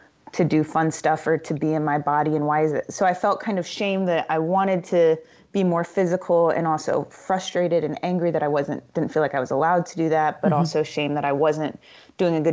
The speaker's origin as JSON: {"language": "English", "region": "Indiana", "country": "United States", "tie": "born or raised there", "said": "I grew up in Indiana and in a relatively big family"}